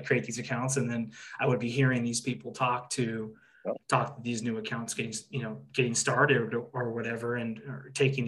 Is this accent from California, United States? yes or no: yes; Orange County, California, United States; I grew up in Orange County, California